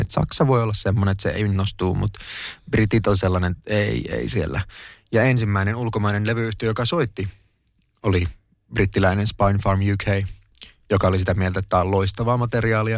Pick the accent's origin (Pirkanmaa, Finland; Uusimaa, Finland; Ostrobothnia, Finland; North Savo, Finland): North Savo, Finland; Kuopio; moved away as an adult; also born or lived in Jyväskylä / Stockholm, Sweden / Tampere; Mä läksin 2000-luvun alussa, muutin Kuopiosta Jyväskylään opiskelemaan.